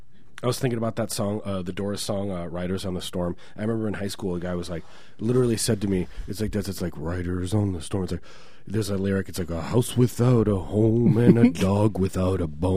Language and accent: English; Chicago, Illinois, United States; I grew up in Chicago.